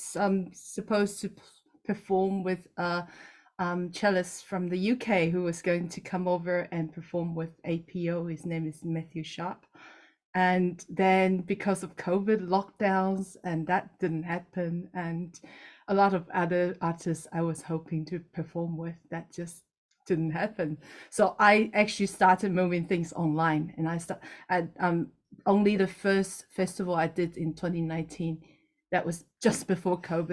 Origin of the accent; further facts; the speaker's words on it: Taiwan; now in New Zealand; I'm based in New Zealand at the moment, but I'm originally from Taiwan.